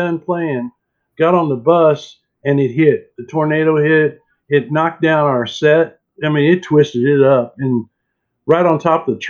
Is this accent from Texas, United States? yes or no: no; Lawrence, Kansas, United States; now in Nashville, United States; my hometown in Lawrence, Kansas. And I knew that before I ever moved to Nashville